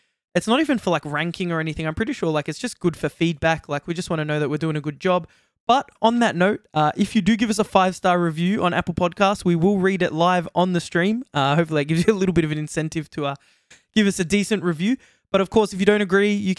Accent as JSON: {"language": "English", "country": "Australia", "accent": "Australian", "said": "we're from Australia, if you didn't guess by the accents already"}